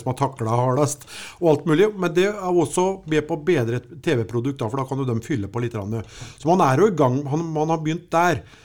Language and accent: Norwegian; Sarpsborg, Østfold, Norway; vi kommer fra Sarpsborg